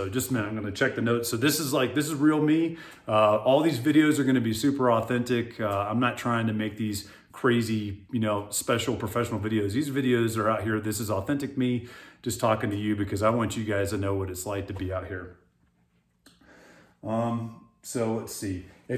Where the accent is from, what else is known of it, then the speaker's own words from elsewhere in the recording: South Florida, United States; also born or lived in Hawaii; now in Colorado, United States; I'm originally from South Florida. That's where I grew up. So I'm a Florida boy. I'm used to heat. I love the heat. We lived in Hawaii at one point.